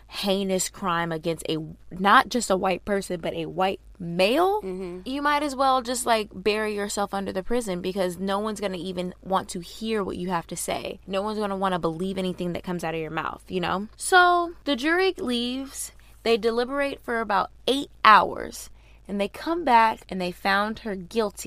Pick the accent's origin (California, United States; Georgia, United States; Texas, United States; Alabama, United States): Georgia, United States; we're from Georgia